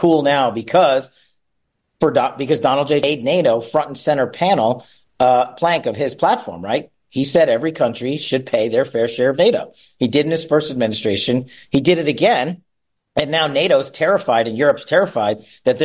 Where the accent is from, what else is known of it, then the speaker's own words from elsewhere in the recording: Las Vegas, Nevada, United States; back here in my hometown of Las Vegas